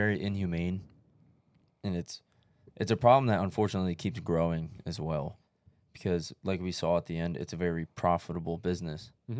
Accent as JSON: {"language": "English", "town": "Bangor", "region": "Maine", "country": "United States", "said": "We joke about it, like, oh, we're from Bangor, like what happens in Bangor, right?"}